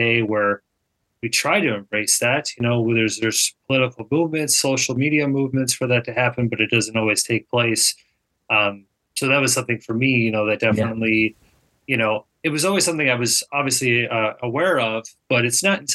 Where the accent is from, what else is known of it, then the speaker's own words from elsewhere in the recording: Minnesota, United States; also born or lived in Illinois; I grew up in Minnesota.